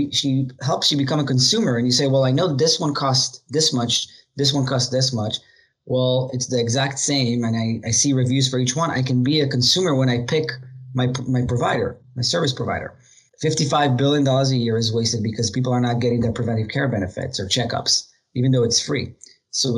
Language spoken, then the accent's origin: English; Israel; moved away as an adult; now in United States; I was born in Israel. I'm the youngest of four brothers. Grew up there, joined the military like every other most people in Israel at 18